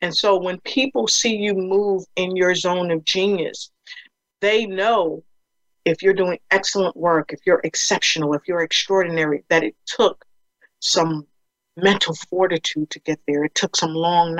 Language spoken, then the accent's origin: English; Passaic, New Jersey, United States; I'm from New Jersey, Passaic, New Jersey, that is